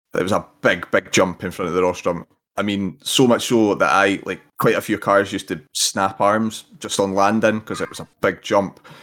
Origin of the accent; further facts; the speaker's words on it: Scotland, United Kingdom; being Scottish